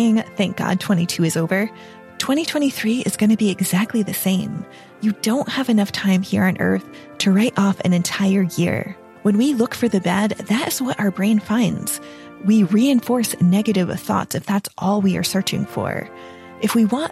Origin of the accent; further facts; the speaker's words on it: New England, United States; I grew up in New England